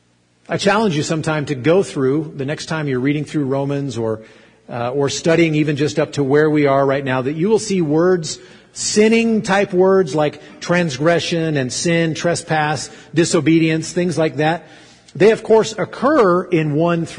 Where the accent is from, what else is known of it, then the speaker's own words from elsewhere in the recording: Arkansas, United States; I grew up in Arkansas, and so I didn't say pretend like, I said ten like